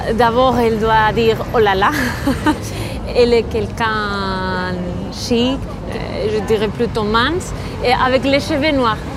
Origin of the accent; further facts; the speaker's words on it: Bilbao, Basque Country, Spain; French is a second language; j'ai 32 ans, je viens de Bilbao